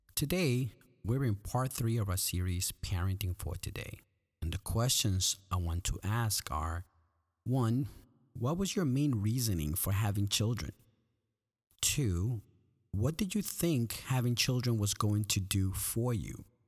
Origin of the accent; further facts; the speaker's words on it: Guatemala; moved away; I was born in Guatemala